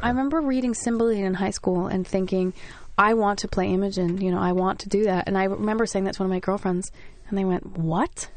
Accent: New Jersey, United States; I'm from Jersey

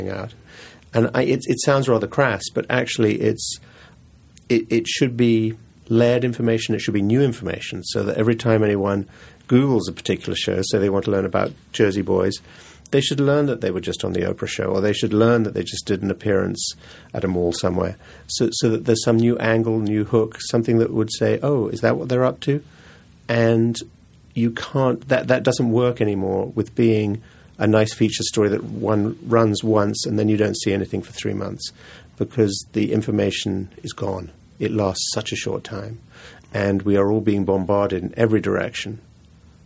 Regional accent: England, United Kingdom; now in New York, United States; I grew up in England and New York. My folks moved to New York, but I was sent to school in England.

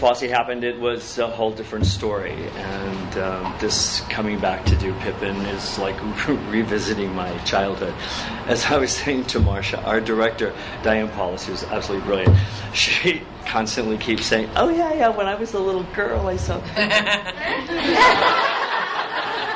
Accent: United States; I'm an American Indian

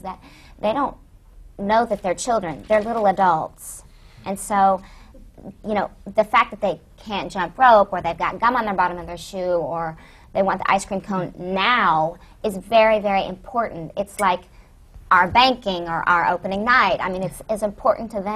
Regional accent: Oklahoma, United States; moved away as an adult; now in New York, United States; I grew up in Oklahoma

